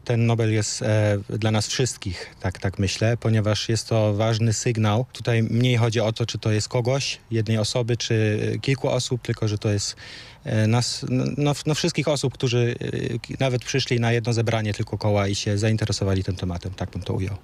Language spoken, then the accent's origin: Polish; Germany; first language Polish; moved away as an adult; now in Wrocław, Poland; Ja się urodziłem w Niemczech i przyjechałem, e, do Polski na studia. Jestem z pochodzenia Polakiem